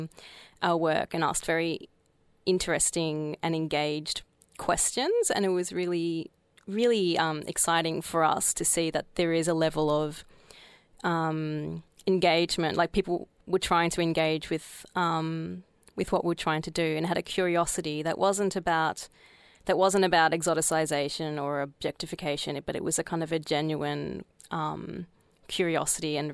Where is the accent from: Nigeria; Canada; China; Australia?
Australia; I grew up in Australia